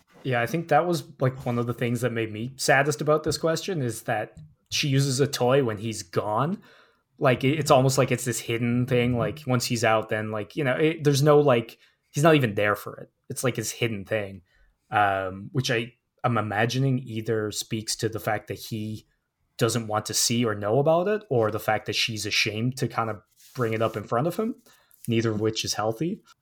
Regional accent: New York City, New York, United States; I come from Harlem. There's trees everywhere

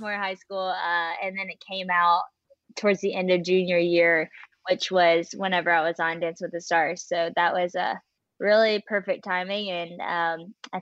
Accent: West Monroe, Louisiana, United States; I'm from West Monroe, Louisiana. That's where I currently am right now, too

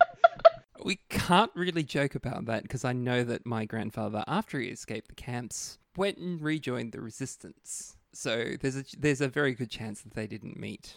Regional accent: Queensland, Australia; as a Queenslander

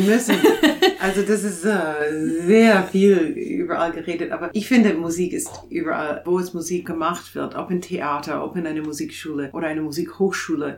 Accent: Canada; German is a second language; moved away as an adult; also born or lived in Toronto / England; now in Chemnitz, Germany; ich bin Kanadierin

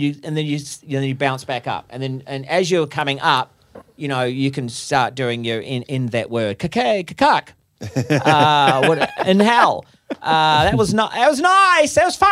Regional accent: New Zealand; because I'm from New Zealand, that enjoys the risk-taking sort of adventure.

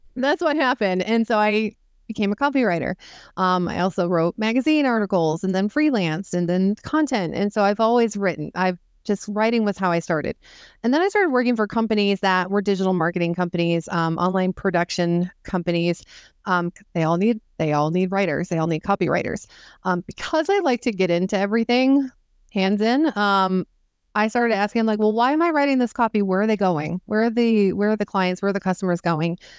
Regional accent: Northern Maine, United States; I'm from Northern Maine

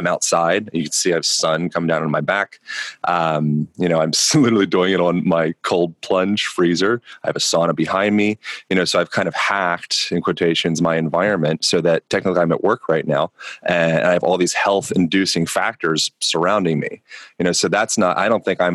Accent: Lancaster, Pennsylvania, United States; I grew up in Lancaster, Pennsylvania

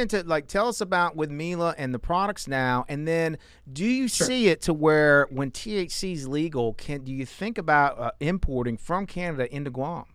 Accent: United States; as an American.

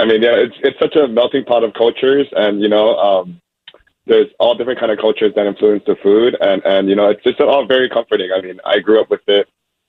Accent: Hawaii, United States; now in Los Angeles, United States; I'm Korean, born and raised in Hawaii

